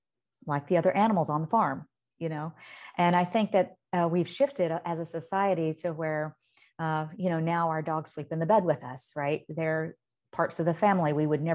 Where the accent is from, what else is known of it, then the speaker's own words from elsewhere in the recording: Indicator, Alabama, United States; when I was a little girl and I grew up on Indicator, Alabama, but my parents lived on farms and ran farms outside of that community.